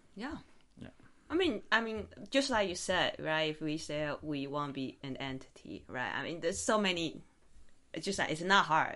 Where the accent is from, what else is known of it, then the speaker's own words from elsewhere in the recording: Taiwan; now in Las Vegas, United States; I'm from Taiwan originally